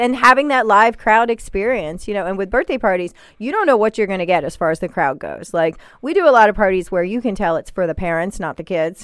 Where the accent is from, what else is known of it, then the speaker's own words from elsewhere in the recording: Hagerstown, Maryland, United States; I grew up in Hagerstown